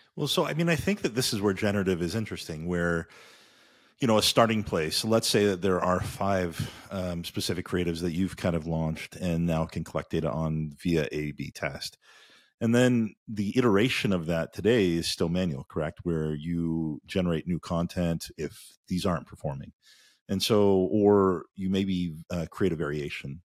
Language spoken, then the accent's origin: English; Indiana, United States; we grew up in Indiana together